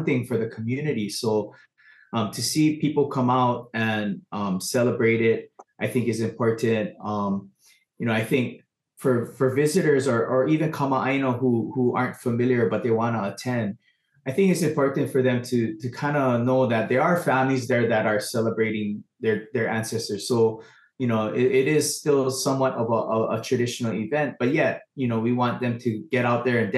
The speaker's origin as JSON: {"language": "English", "area": "Big Island", "region": "Hawaii", "country": "United States", "also_born_or_lived": "Los Angeles, United States", "said": "I'm actually from the Big Island"}